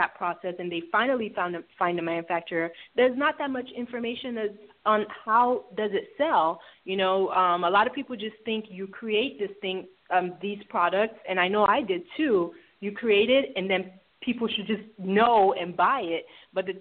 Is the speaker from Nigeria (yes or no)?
yes; Lagos, Nigeria; also born or lived in Houston, Texas, United States; now in Atlanta, United States; Lagos. I'm from Lagos. I was born actually in Houston, Texas, but lived in Nigeria for most of my childhood. And then, then we moved here to the States and Atlanta.